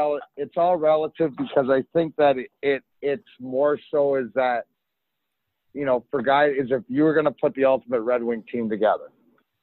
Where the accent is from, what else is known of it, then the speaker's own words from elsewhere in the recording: Leamington, Ontario, Canada; So I grew up in Leamington, which is give or take 10 minutes for the border, 40 minutes from the house I grew up in.